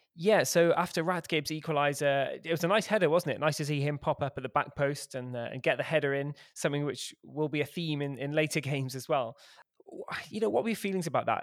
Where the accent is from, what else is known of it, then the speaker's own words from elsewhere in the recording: Cheltenham, South West England, United Kingdom; moved away; my hometown newspaper about what I thought of our, of our football team, which is, uh, Cheltenham Town